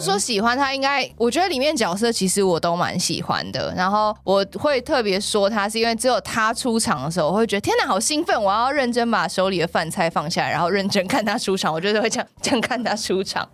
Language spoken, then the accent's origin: Chinese; Taipei, Taiwan; 我觉得从小都住在台北